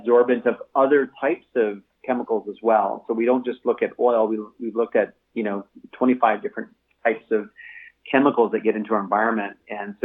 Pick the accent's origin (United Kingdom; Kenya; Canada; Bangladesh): Canada; Cambridge, Ontario; also born or lived in Toronto; I was raised in Cambridge, Ontario, and started Green Circle in 2009 in Toronto. So I live just sort of north of Toronto